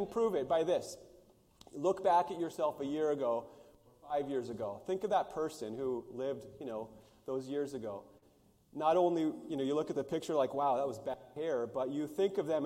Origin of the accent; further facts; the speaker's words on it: United States; where I grew up in the Pryor Mountains, we could go see a herd of wild horses